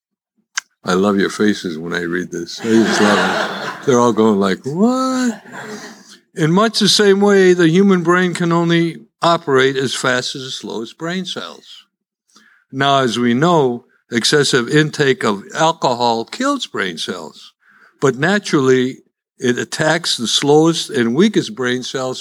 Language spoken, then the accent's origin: English; Chicago, Illinois, United States; accent: Chicago; now in Dallas, United States; as you can tell by my accent, I'm still a Chicagoan. That's where I was born